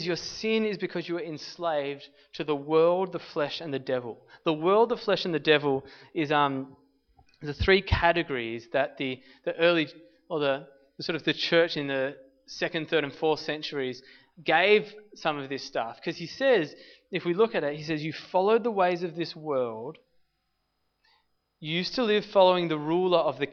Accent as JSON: {"language": "English", "country": "Australia"}